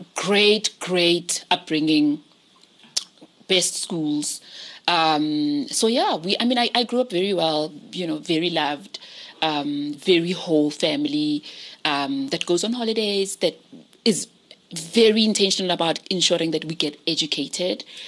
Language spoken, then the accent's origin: English; Pretoria, Gauteng, South Africa; I grew up in Soshanguve mm-hmm. in Pretoria, on the north side of Pretoria